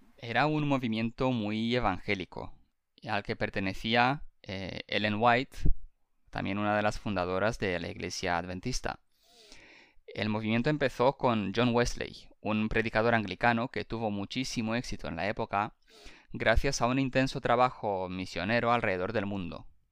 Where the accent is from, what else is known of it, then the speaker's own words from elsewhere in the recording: Spain; somos dos millennials rumanos que crecimos en España